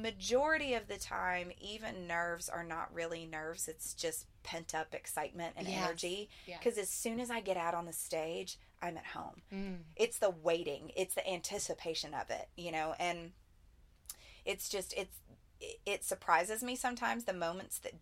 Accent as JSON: {"language": "English", "area": "right outside of Nashville", "region": "Tennessee", "country": "United States", "tie": "born or raised there", "said": "since I'm a Southern girl, I grew up here right outside of Nashville"}